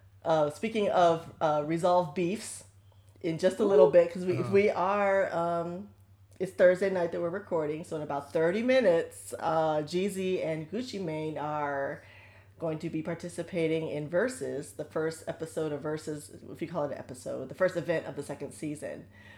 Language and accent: English; Solon, Ohio, United States; Don't doubt my thug. I'm from Solon.